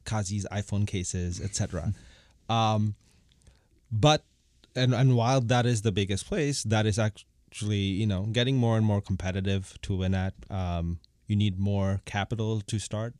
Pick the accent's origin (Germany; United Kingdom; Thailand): Thailand; Bangkok; moved away as an adult; also born or lived in Bangladesh / United States; now in Toronto, Canada; I was born in Bangladesh. I grew up in, in Bangkok